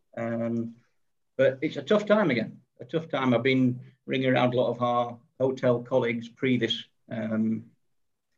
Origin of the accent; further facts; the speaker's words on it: England, United Kingdom; now in South Africa; I am English, living in South Africa.